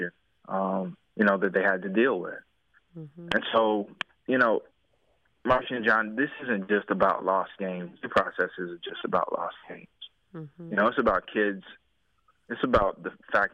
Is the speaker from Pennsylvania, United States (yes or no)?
no; Durham, North Carolina, United States; I'm from Durham